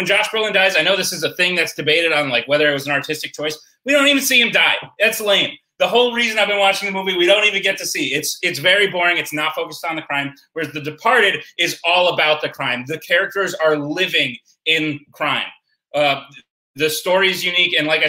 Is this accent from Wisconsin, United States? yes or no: no; Massachusetts, United States; You're looking at a guy from Massachusetts, but that doesn't matter that I'm from Massachusetts.